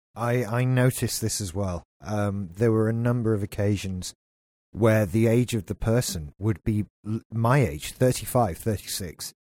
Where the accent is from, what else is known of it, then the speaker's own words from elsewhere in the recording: United Kingdom; we're British